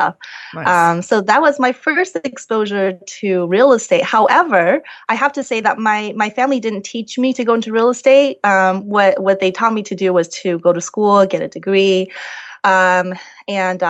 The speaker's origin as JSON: {"language": "English", "town": "Las Vegas", "region": "Nevada", "country": "United States", "moved": "yes", "said": "I'm from Las Vegas originally"}